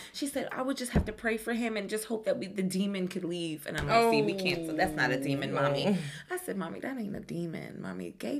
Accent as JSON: {"language": "English", "region": "New York", "country": "United States", "said": "I'm not aggressive. I'm from New York. And I'm a Caribbean thing."}